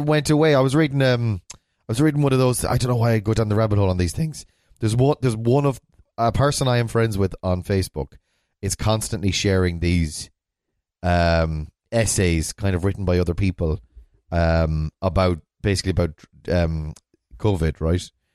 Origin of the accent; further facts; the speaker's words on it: Ballina, Connacht, Ireland; I'm from Ballina, which is in a town in the west of Ireland.